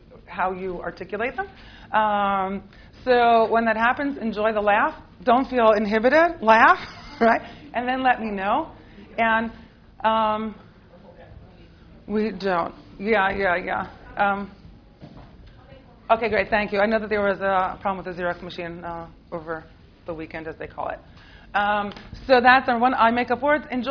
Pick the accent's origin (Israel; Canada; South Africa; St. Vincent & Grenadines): Israel; accent: American; also born or lived in United States; despite my American accent, I grew up in Israel. I was born here in the States. My parents made Aliyah when I was 8